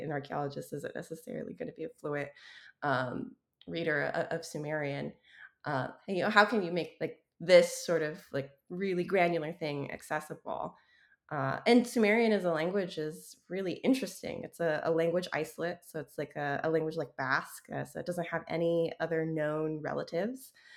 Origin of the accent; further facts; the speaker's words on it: Wyoming, United States; moved away; growing up in Wyoming